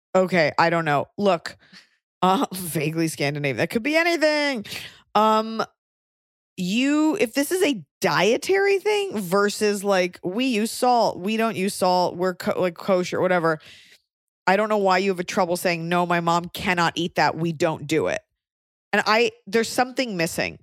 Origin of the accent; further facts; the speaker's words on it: Texas, United States; moved away; as a Texan